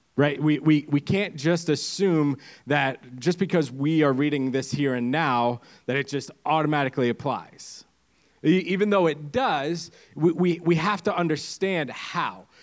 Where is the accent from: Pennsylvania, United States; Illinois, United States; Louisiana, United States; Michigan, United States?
Pennsylvania, United States; moved away as an adult; now in Windham, Maine, United States; I come from the second greatest state uh, PA, or Pennsylvania